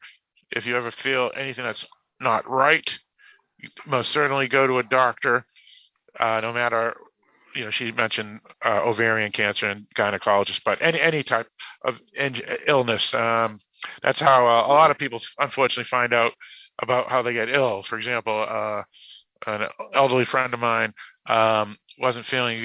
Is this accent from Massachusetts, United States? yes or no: yes; Boston, Massachusetts, United States; accent: Boston; I do have my Boston accent. I do not pronounce my R's